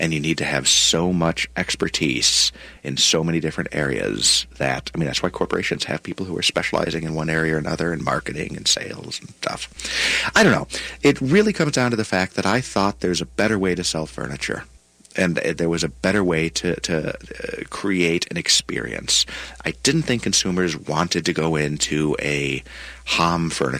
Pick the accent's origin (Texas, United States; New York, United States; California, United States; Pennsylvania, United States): New York, United States; Buffalo; moved away as an adult; now in Minnesota, United States; I was born in Buffalo and I'm a Buffalo Bills fan